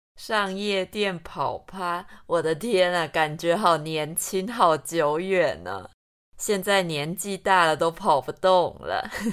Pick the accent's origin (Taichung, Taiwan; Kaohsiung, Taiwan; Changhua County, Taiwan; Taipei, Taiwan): Taichung, Taiwan; 不然真的是一个假台中人